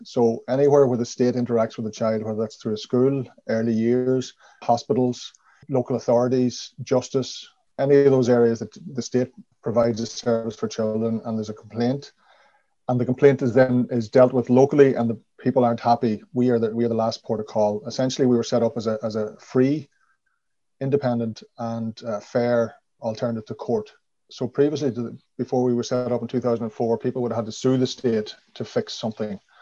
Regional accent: Donegal, County Donegal, Ireland; moved away as an adult; also born or lived in Tuam / Galway / Dublin / London; I grew up in Donegal town, a small town with only 2,000 people.

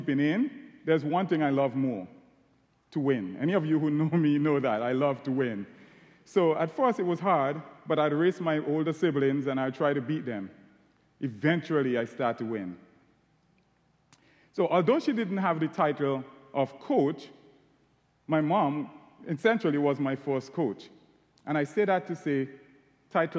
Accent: St. Vincent & Grenadines; accent: Caribbean; moved away as an adult; now in Ohio, United States; As you can tell from my accent, I'm Caribbean. I was born in a beautiful island called St. Vincent and the Grenadines.

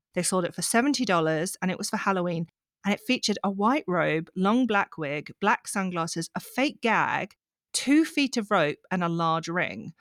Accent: Yorkshire and the Humber, United Kingdom; I'm from Yorkshire

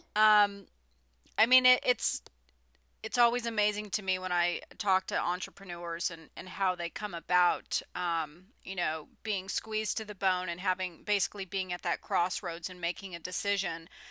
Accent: California, United States; born and raised in California

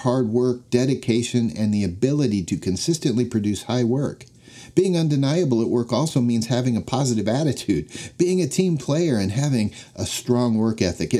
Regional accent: Denver, Colorado, United States; When I was a young boy growing up in Denver, Colorado, football and the Denver Broncos were my obsession

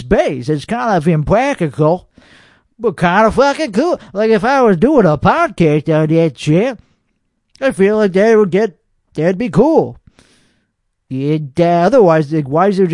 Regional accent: Austin, Texas, United States; born or raised there; accent: Texas

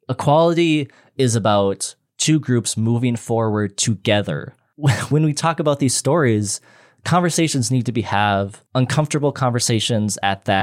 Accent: Midwest, United States; I'm from the Midwest and we're very nice people.

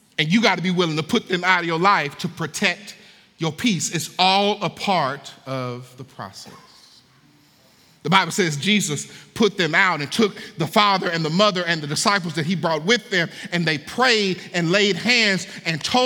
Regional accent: Hattiesburg, Mississippi, United States; now in Kentucky, United States; when I moved to Kentucky, I'm from Hattiesburg, Mississippi

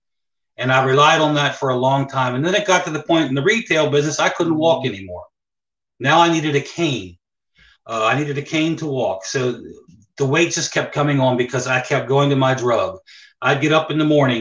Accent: Hagerstown, Maryland, United States; also born or lived in Ocean City, Maryland; Hagerstown is my hometown, Hagerstown, Maryland

